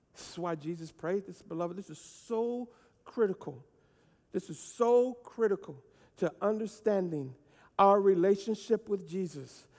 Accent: United States; I am American, and I am glad to be it

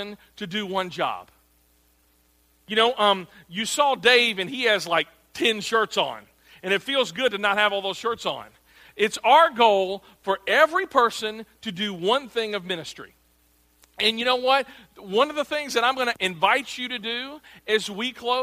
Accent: Arkansas, United States; I'm from Arkansas

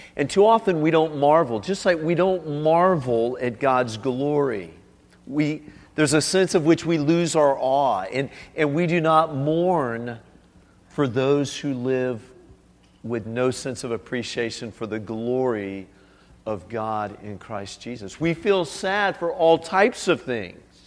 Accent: South Florida, United States; moved away as an adult; now in China; I grew up in South Florida on a canal

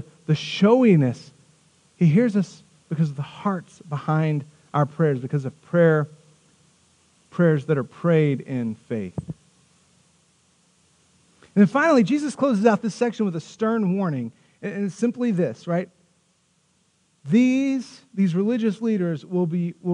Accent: Tahoka, Texas, United States; I grew up in Tohoka, Texas. Tohoka, Texas is a farming community

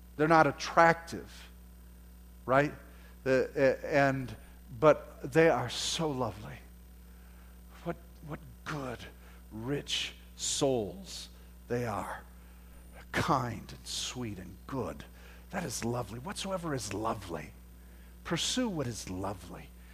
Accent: United States; because we're from America, we have this, that's just our culture

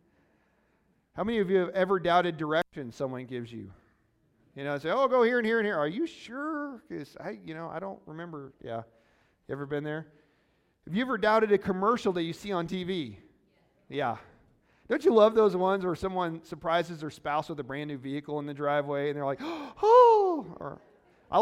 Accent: Missouri, United States; Baptist is what I usually say. I'm from Missouri. It's not the proper pronunciation

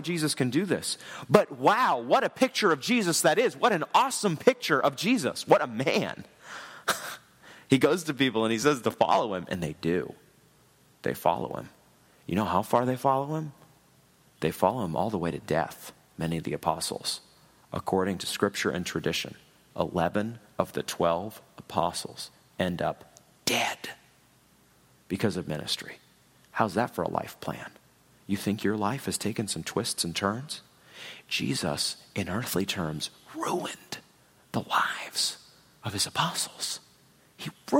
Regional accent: New England, United States; moved away as an adult; also born or lived in Washington, D.C. / Chicago / Louisville, Kentucky; now in Kansas City, United States; I grew up in New England.

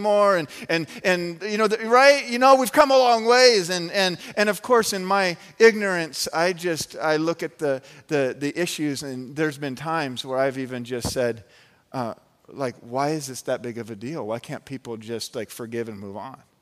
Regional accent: Phoenix, Arizona, United States; I grew up in the Phoenix, Arizona area

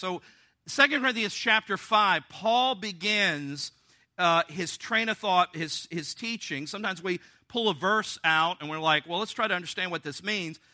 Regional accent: the South, United States; I'm from the South.

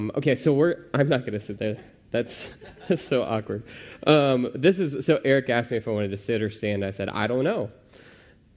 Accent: Pekin, Illinois, United States; also born or lived in Arizona; I grew up in Pekin, Illinois.

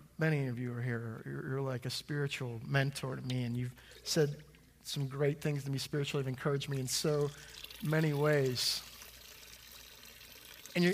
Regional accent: United States; I'm an American

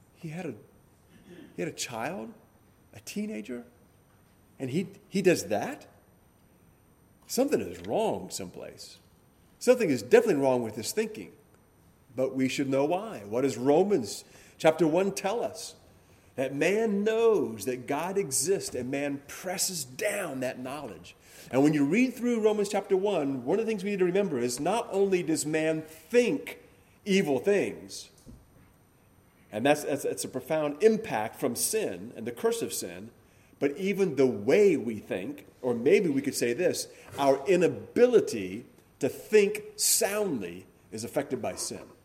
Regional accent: Hawaii, United States; growing up in Hawaii

